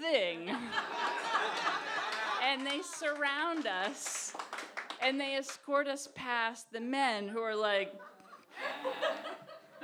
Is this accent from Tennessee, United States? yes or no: no; Massachusetts, United States; We're big lesbians from Massachusetts. We're massholes